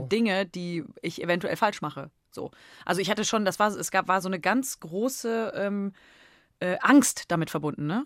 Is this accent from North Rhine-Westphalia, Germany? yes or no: yes; Cologne, North Rhine-Westphalia, Germany; accent: Kölsch; meine Sprache meiner Heimat